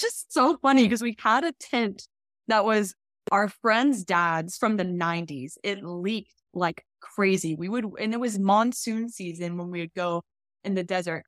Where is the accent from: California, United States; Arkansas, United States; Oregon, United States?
Arkansas, United States; I grew up in Arkansas